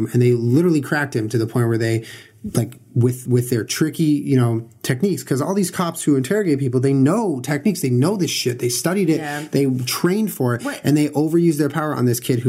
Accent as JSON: {"language": "English", "region": "California", "country": "United States", "tie": "born or raised there", "said": "I grew up in California"}